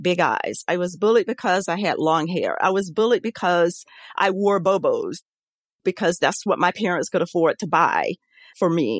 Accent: Saluda, South Carolina, United States; now in Gainesville, United States; I grew up in Saluda, South Carolina

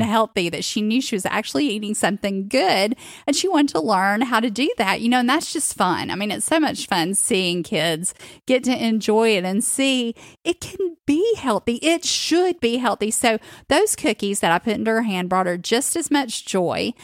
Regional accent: the South, United States; growing up in the South

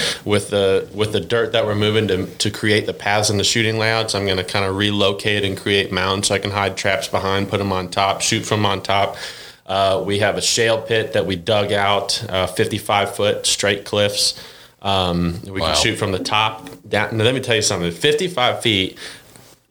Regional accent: Cleveland, Ohio, United States; moved away as an adult; now in Arkansas, United States; growing up in Cleveland

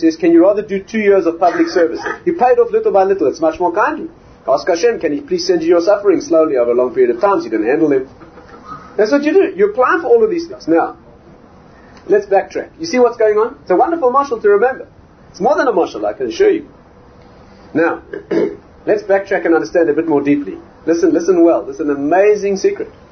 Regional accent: South Africa; moved away; I'm from South Africa

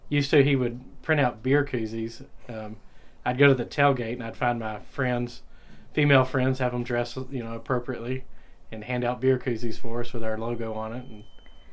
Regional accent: Paris, Texas, United States; now in Nacogdoches, United States; Well, I grew up in Paris, Texas.

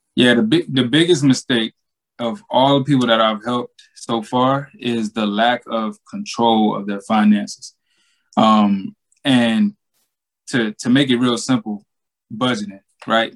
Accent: Georgia, United States; born or raised there

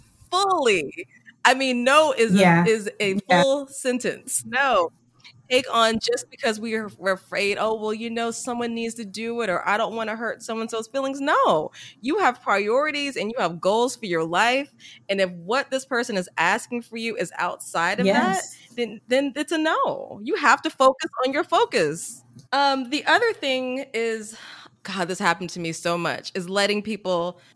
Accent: the South, United States; And, you know, I was brought up in the South where, you know, you work hard.

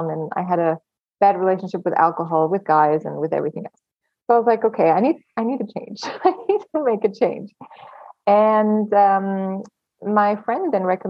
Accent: Germany; moved away as an adult; also born or lived in Los Angeles, United States; I was born and raised in Germany. And at 19, I just wanted to leave the country

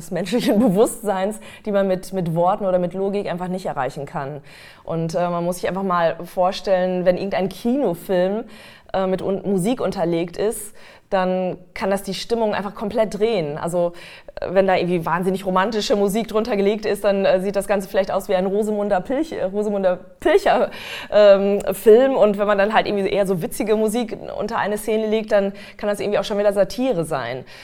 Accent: North Rhine-Westphalia, Germany; aufgewachsen bin ich in Westfalen

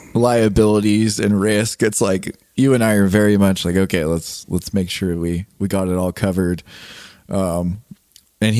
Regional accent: Eastern Sierra, California, United States; I grew up in the Eastern Sierras

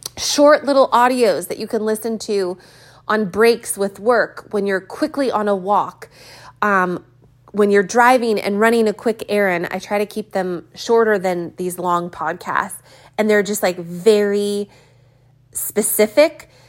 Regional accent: California, United States; I've never seen so much rain in my life as a Californian.

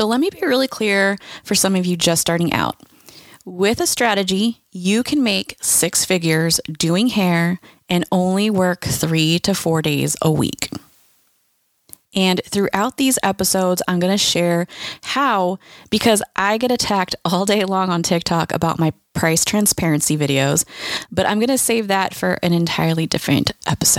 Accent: California, United States; I'm from California

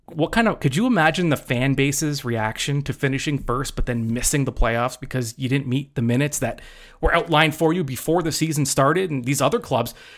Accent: Hamilton, Ontario, Canada; you're born and raised in Hamilton.

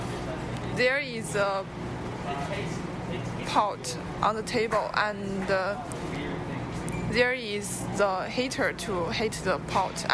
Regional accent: China; English is a second language; moved away as an adult; now in Stillwater, United States; I come from China

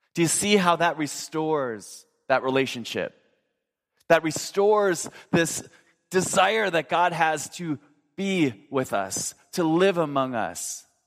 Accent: Minnesota, United States; I grew up in Minnesota

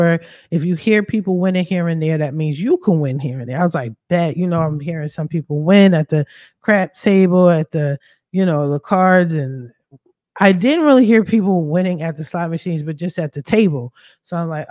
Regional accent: Philadelphia, Pennsylvania, United States; also born or lived in Chester, Pennsylvania, United States; I'm from Philly, but I stay repping Chester, PA

